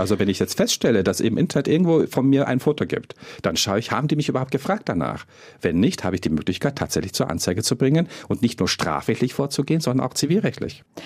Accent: Germany; bei uns in Deutschland

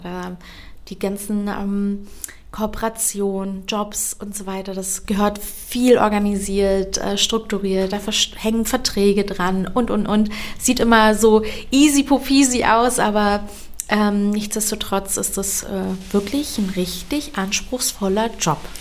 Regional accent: Berlin, Germany; accent: Berlinerisch; Ich bin hier aber geboren und aufgewachsen. Ich sage auch immer, ich bin eine richtige Berliner Tulpe

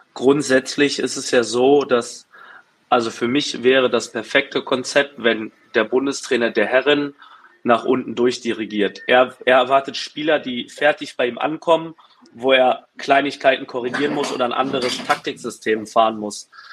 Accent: Berlin, Germany; in Berlin, in meiner Heimat

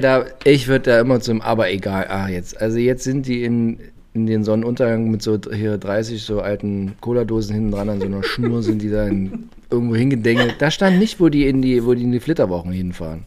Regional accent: East Germany, Germany; ich bin aus der DDR

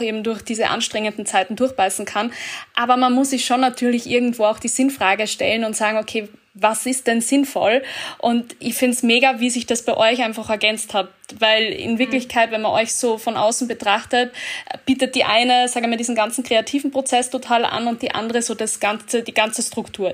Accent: Austria; bei uns in Österreich

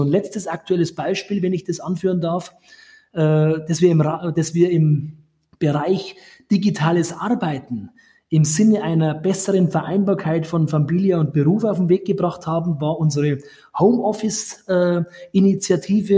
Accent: Grafing, Bavaria, Germany; in den Stadtrat meiner Heimatstadt Grafing gewählt wurde

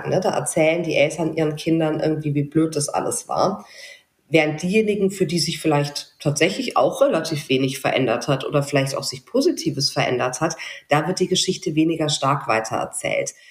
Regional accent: South Germany, Germany; ich komme doch nicht aus Westdeutschland, ich komme aus Süddeutschland.

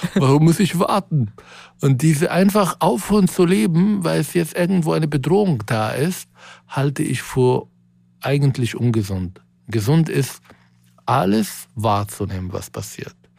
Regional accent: Israel; moved away; in meine Heimat zurückzukehren

